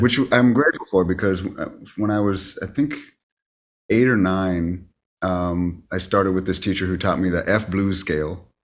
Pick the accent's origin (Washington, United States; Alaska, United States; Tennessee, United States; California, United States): California, United States; Bakersfield; moved away as an adult; now in Los Angeles, United States; I just studied in my hometown, Ca, uh, at Cal State Bakersfield